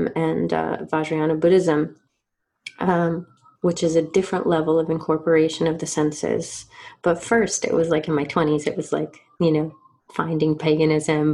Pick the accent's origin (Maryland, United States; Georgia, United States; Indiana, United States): Georgia, United States; I grew up in Georgia